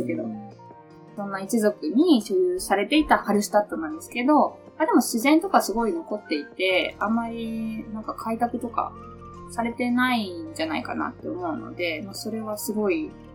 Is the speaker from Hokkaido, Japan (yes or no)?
yes; Lake Shikotsu area, Hokkaido, Japan; 私の地元にある、さっきお話しした湖、支笏湖って言うんですけど